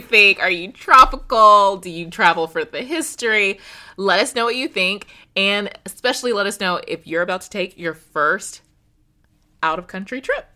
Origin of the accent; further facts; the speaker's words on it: United States; as an American woman